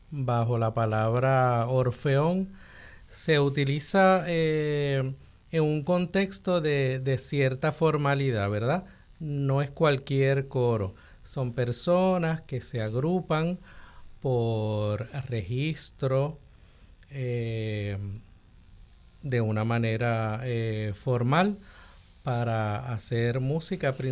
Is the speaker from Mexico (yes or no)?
no; San Juan, Puerto Rico; yo también soy sanjuanero.